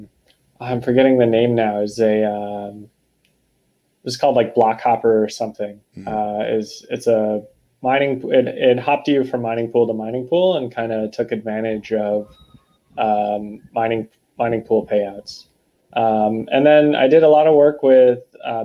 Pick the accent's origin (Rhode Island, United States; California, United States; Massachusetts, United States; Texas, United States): Massachusetts, United States; Boston; I'm from Boston